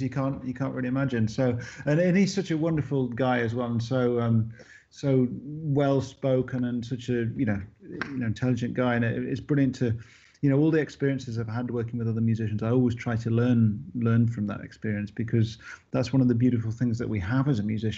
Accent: United Kingdom; grown up here and to be part of this sort of, you know, part of this country

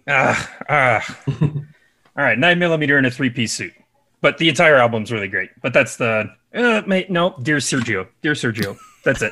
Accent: Chicago, Illinois, United States; I'm from the Chicagoland area.

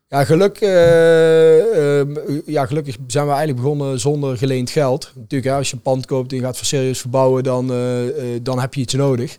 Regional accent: Netherlands; als Nederlander, in ieder geval werkzaam in de evenementenbranche

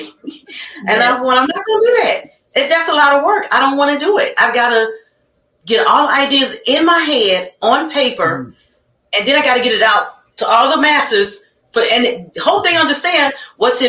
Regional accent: Chicago, Illinois, United States; I am born and raised from the south side of Chicago.

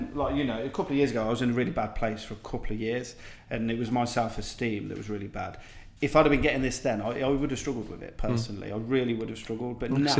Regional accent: Coventry, West Midlands, United Kingdom; I'm from Coventry, right? I grew up in a very multicultural society.

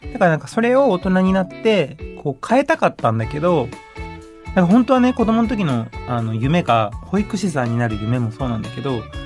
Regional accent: Nara, Japan; born or raised there; also born or lived in Mexico / California, United States

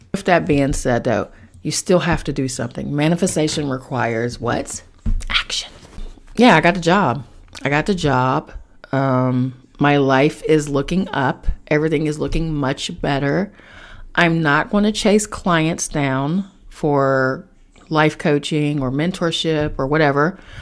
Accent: Charleston, West Virginia, United States; moved away; back in my hometown in Charleston, West Virginia

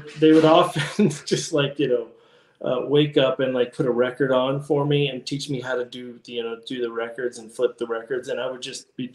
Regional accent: Las Vegas, Nevada, United States; moved away; also born or lived in Utah / California; I grew up in born and raised in Las Vegas, Nevada.

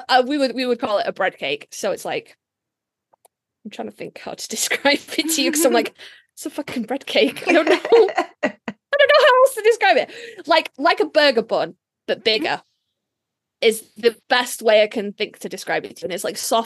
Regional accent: Yorkshire and the Humber, United Kingdom; I come from Yorkshire.

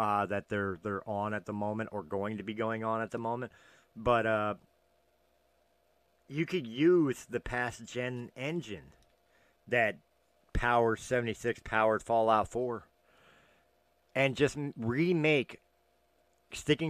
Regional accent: Philadelphia, Pennsylvania, United States; Of course, I'm from Philadelphia

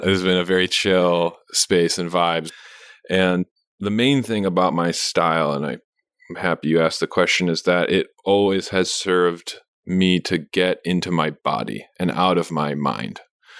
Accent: San Francisco, California, United States; born there; I was born in San Francisco and I was just like a city baby and my parents are from a big city in Romania.

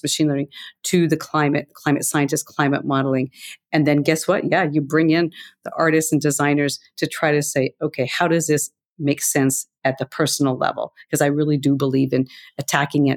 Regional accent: Montana, United States; I grew up in Montana

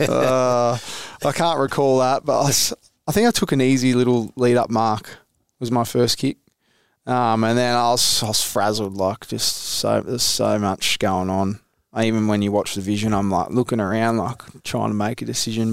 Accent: Mount Eliza, Victoria, Australia; also born or lived in Mornington; I was a kid from Mount Eliza

